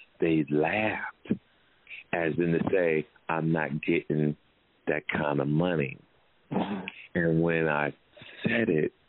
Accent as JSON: {"language": "English", "town": "Jersey City", "region": "New Jersey", "country": "United States", "tie": "born or raised there", "said": "St. Peter's from Jersey City, my hometown."}